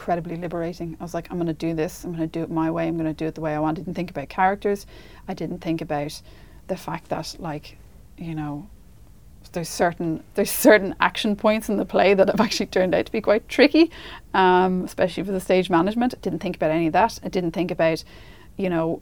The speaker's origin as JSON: {"language": "English", "country": "Ireland", "said": "as Irish people"}